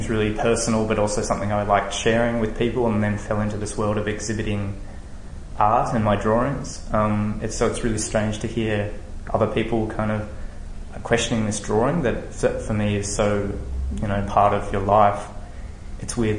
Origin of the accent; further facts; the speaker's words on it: Tasmania, Australia; now in Melbourne, Australia; I grew up in Tasmania